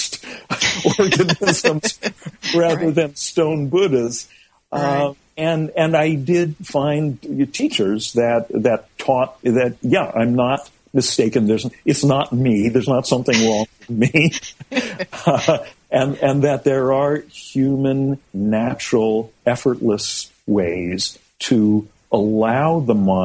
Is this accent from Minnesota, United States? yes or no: no; California, United States; I was growing up in California in the mid-60s